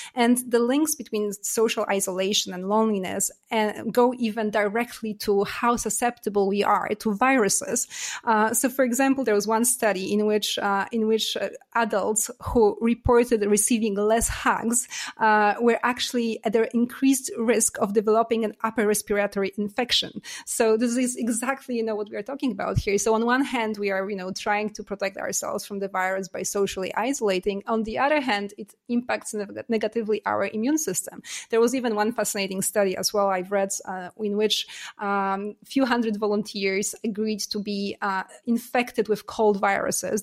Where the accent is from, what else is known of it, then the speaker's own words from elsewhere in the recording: Poland; also born or lived in United States / Canada / Singapore / Germany; now in France; I was born in Poland. I lived in U S, in Canada. I'm Canadian as well. And, uh, I've lived in Singapore and Germany and now France.